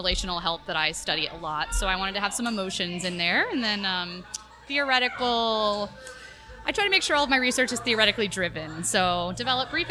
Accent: the South, United States; also born or lived in Florida / Texas / New Hampshire; now in St. Petersburg, United States; I was born and bred in the South

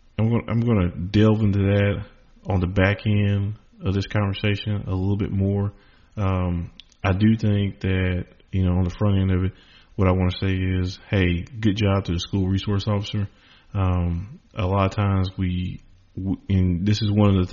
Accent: Charlotte, North Carolina, United States; I'm from Charlotte, North Carolina

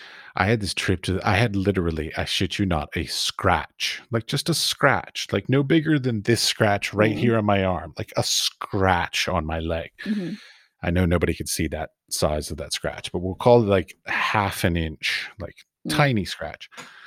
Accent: Washington, District of Columbia, United States; also born or lived in Iowa; I was raised in Washington, D.C., so I didn't flee. I fled to small town is what I did.

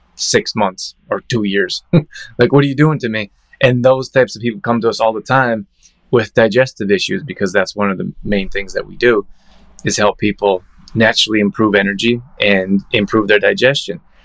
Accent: Calgary, Alberta, Canada; I grew up in Calgary

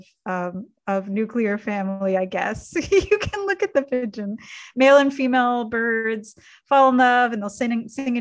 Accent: Canada; I grew up in Canada

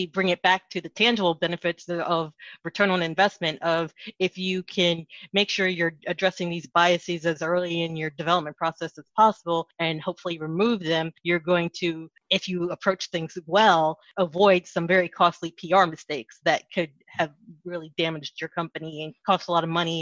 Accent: East Coast, United States; also born or lived in Dallas; now in Washington, D.C., United States; If I was born and raised on the East Coast, I have had the chance to live in several other states

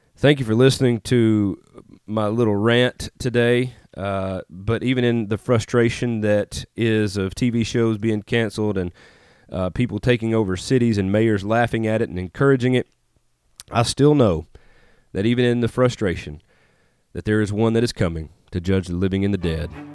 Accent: Tupelo, Mississippi, United States; moved away as an adult; also born or lived in Nashville, Tennessee; now in Northeast Arkansas, United States; I grew up in Mississippi, Northeast Mississippi, Tupelo, Mississippi, home of …. Lived there, born and raised there

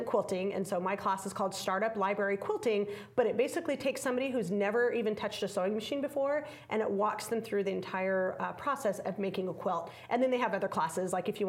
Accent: Las Vegas, Nevada, United States; I'm from Las Vegas, and when I first started teaching in Las Vegas many years ago

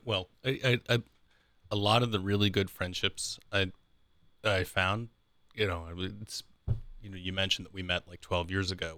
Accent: Columbus, Ohio, United States; I grew up in the Columbus area, right? So this has always been my home

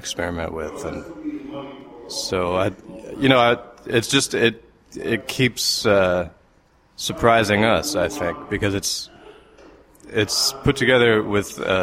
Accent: United States; I grew up in, 70s and 80s in America

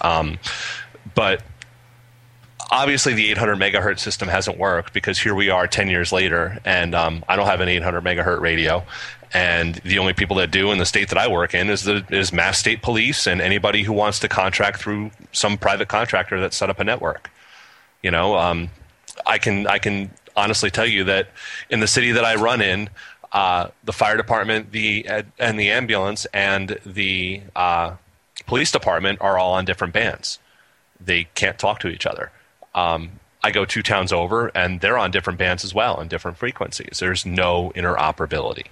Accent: New Jersey, United States; now in Massachusetts, United States; I'm from New Jersey. I'm a Jersey boy originally

